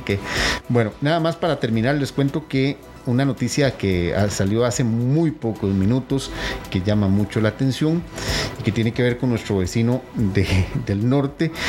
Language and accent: Spanish; Costa Rica; los ticos somos muchos costarricenses